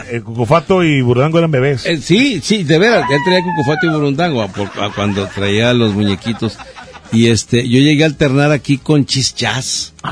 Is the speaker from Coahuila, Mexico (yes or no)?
yes; Torreón, Coahuila, Mexico; Yo eh, en Coahuila, en Torreón, yo soy de Torreón.